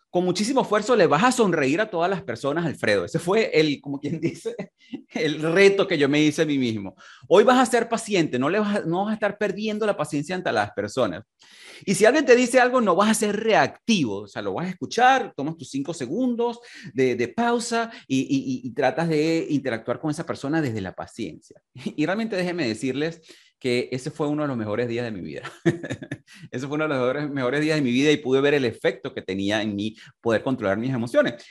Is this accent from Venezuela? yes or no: yes; Venezuela; moved away as an adult; en mi país natal, en Venezuela. Me tocó emigrar y comenzar desde cero también.